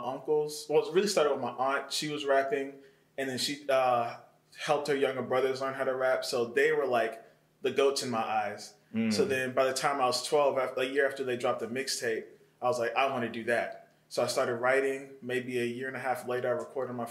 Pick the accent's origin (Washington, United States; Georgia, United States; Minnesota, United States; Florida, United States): Georgia, United States; Metro Atlanta; also born or lived in Ellenwood, Georgia / McDonough, Georgia; I'm from Metro Atlanta area. I'm from Ellenwood, Georgia. Yeah. I was raised between Ellenwood. Wasn't born here, but raised up until probably about age 8. Then moved to McDonough and finished my childhood there.